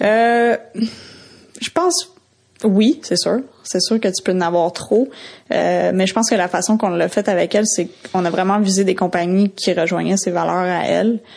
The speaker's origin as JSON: {"language": "French", "region": "Quebec", "country": "Canada", "said": "je venais du Québec"}